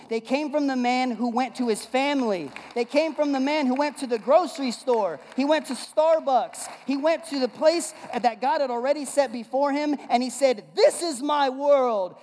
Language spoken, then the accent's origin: English; West Coast, United States; now in Bible Belt, United States; I'm from the West Coast